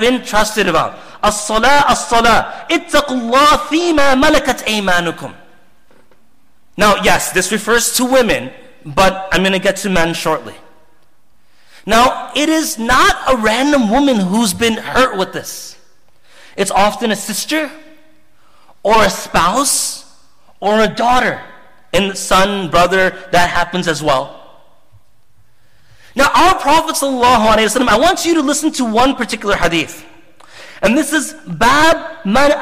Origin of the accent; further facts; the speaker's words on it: Zambia; I come from Zambia